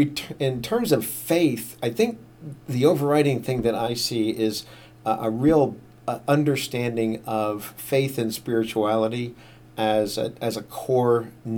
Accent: Washington, District of Columbia, United States; born there; Lived in a lot of different places around the eastern part of the United States. I was born in Washington, D.C.

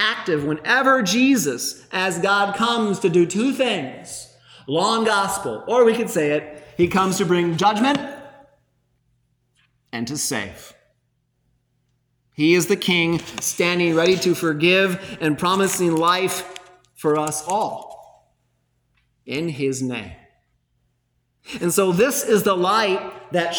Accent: United States; as an American

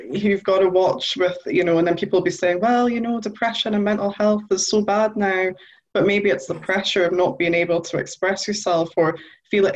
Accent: Newcastle upon Tyne, North East England, United Kingdom; I'm from Newcastle, so I come from a council estate

